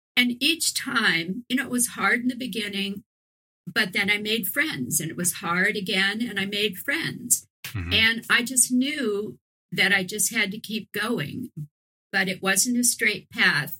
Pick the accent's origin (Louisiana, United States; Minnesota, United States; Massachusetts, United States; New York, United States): Louisiana, United States; New Orleans; moved away as an adult; also born or lived in San Francisco Bay Area; when I was living in New Orleans, which is my hometown